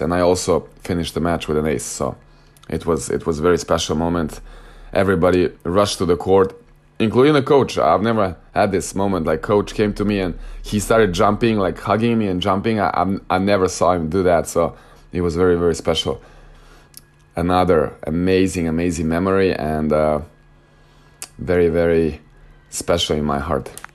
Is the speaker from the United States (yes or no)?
no; Novi Sad, Vojvodina, Serbia; moved away as an adult; my hometown, in my home club, Novi Sad